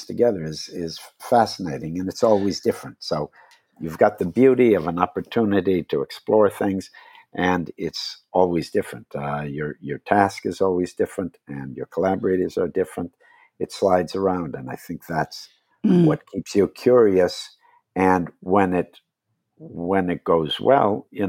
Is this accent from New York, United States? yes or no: no; Wisconsin, United States; moved away; I grew up in Wisconsin.